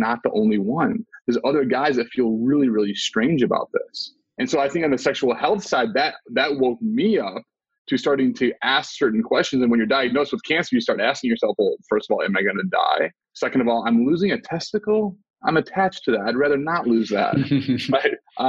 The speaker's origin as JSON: {"language": "English", "region": "Midwest", "country": "United States", "tie": "born or raised there", "said": "I grew up in the Midwest in a Christian household"}